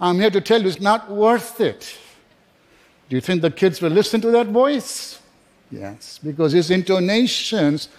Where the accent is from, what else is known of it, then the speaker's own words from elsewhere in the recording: Kenya; also born or lived in England; now in United States; I was born in Kenya, I was educated in England